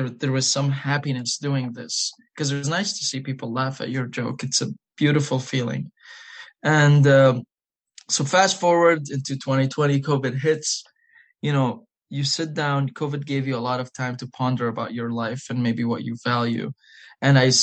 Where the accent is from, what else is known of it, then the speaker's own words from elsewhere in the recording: United Arab Emirates; English is a second language; moved away as an adult; also born or lived in Iraq; now in Virginia, United States; So I am from Iraq and I've lived in the Emirates my whole life.